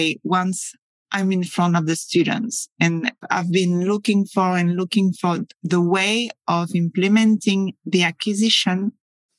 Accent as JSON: {"language": "English", "town": "Paris", "region": "Île-de-France", "country": "France", "also_born_or_lived": "Scotland", "second_language": "English", "moved": "as an adult", "lives_now": "Spain", "said": "I'm French. I come from Paris."}